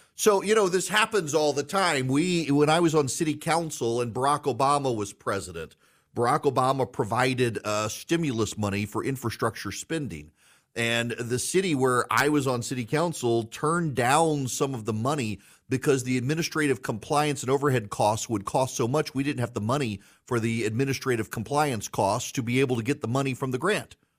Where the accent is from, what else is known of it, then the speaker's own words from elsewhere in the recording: South Louisiana, United States; now in Georgia, United States; My parents live in South Louisiana. I, I'm, I'm from there. I live in middle Georgia now.